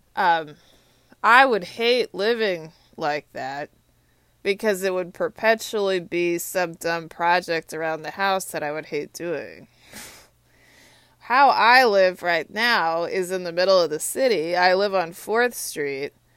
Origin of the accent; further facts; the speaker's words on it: Austin, Texas, United States; now in Washington, D.C., United States; I'm from Texas. I'm a Longhorn. My hometown's Austin, Texas.